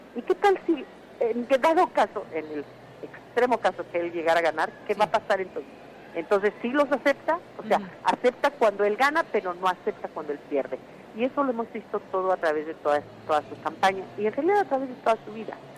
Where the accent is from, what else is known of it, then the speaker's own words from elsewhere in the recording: Mexico; now in United States; porque soy inmigrante, porque soy mexicana